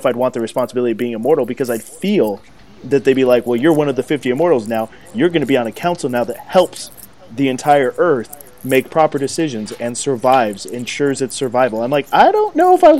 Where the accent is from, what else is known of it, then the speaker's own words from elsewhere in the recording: United States; I'm American